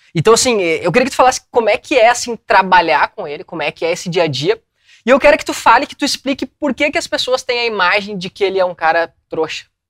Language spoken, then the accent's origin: Portuguese; São Leopoldo, Rio Grande do Sul, Brazil; a gente é de São Leopoldo. É perto de Porto Alegre